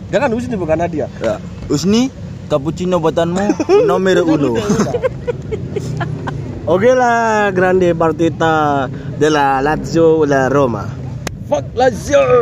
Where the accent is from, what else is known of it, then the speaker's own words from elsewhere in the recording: Waru, East Java, Indonesia; saya sebagai orang Waru itu susah bu